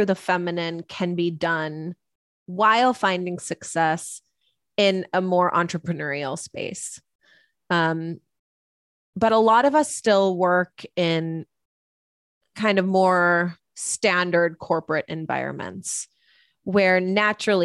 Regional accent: United States; I am an Indian woman. I was the first person in my family to ever be born in America

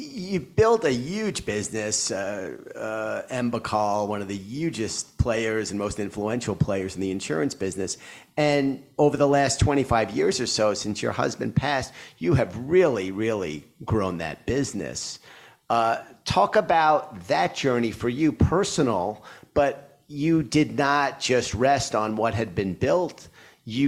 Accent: New York City, New York, United States; my family's from Brooklyn, I grew up in Queens

